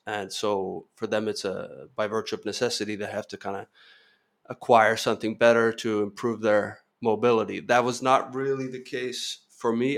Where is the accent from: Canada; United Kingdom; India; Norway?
Norway; moved away as an adult; also born or lived in Spain / France / Kenya / California; born and raised in Norway